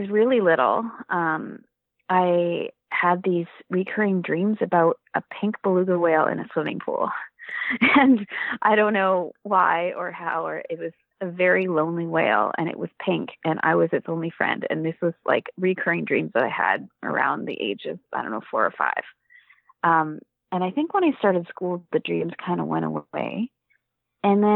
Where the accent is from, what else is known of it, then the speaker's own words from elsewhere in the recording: Vancouver, British Columbia, Canada; I grew up in Vancouver and went to the Vancouver Aquarium as a kid